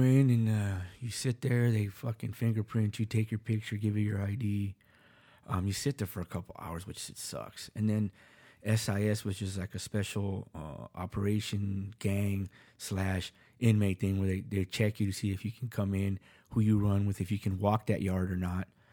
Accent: California, United States; I'm from California

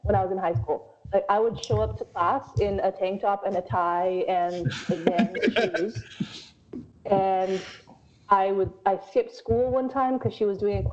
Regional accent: Canada; I was born in Canada, but my parents are Korean.

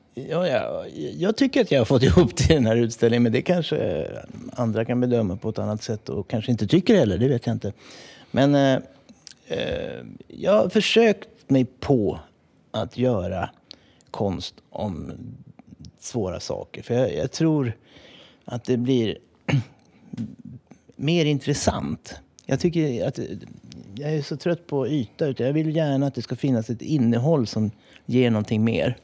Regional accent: Sälen, Dalarna County, Sweden; Jag, jag är ju uppväxt i i Sälen i Dalarna.

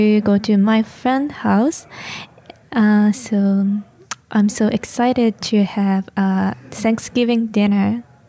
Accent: Tokyo, Japan; English is a second language; moved away as an adult; now in Brockport, United States; I'm from Tokyo, Japan.

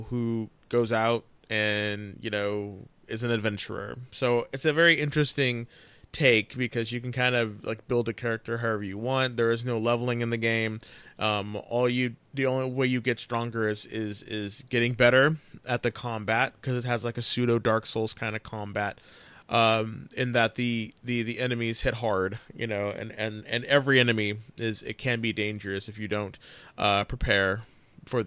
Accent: California, United States; we're all from California

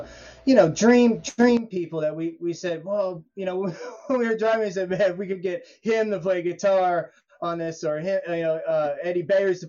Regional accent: Havertown, Pennsylvania, United States; also born or lived in Bucks County, Pennsylvania; We're from Havertown, Pennsylvania, which is out, I guess the closest city is Philadelphia, and also Bucks County, Pennsylvania, which is a little bit further up north. Long story short, Pennsylvania.

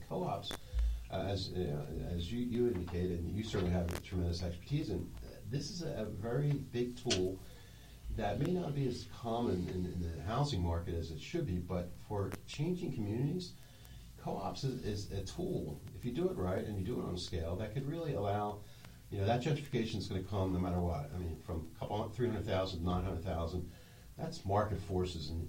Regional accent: Pennsylvania, United States; now in Washington, United States; Uh, I came from the Philadelphia area.

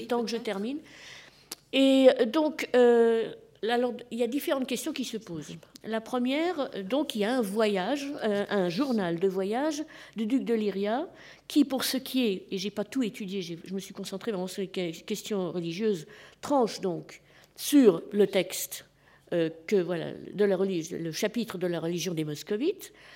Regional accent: France; chez nous, en France

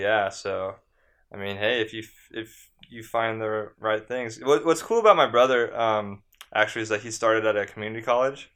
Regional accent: San Diego, California, United States; I'm from San Diego

